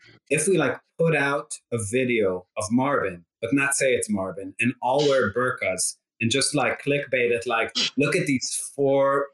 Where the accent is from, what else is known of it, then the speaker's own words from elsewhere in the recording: Rehovot, Central District, Israel; moved away as an adult; also born or lived in La Jolla, California, United States; now in United States; I'm from Rehovot. It's like a town 20 miles south of Tel Aviv.